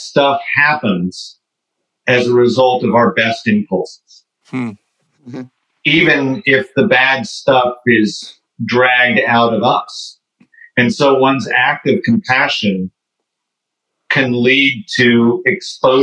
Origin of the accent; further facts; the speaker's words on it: Oklahoma, United States; I grew up in Oklahoma